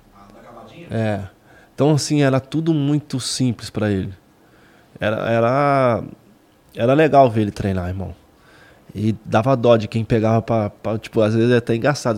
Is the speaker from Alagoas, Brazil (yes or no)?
no; Minas Gerais, Brazil; moved away; Eu sou mineiro